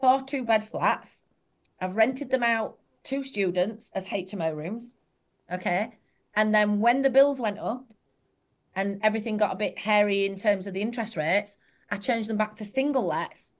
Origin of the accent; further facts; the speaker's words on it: Yorkshire and the Humber, United Kingdom; I'm from Yorkshire